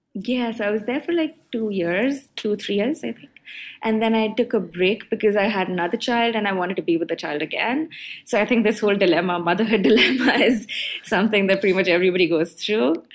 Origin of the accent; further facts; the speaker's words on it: Mumbai, Maharashtra, India; moved away as an adult; now in Singapore; grow up in Bombay